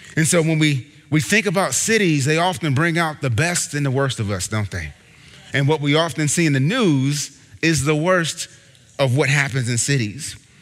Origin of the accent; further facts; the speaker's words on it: Ohio, United States; now in Boston, United States; I'm not from Boston. My wife and I aren't from Boston originally. I'm actually from Ohio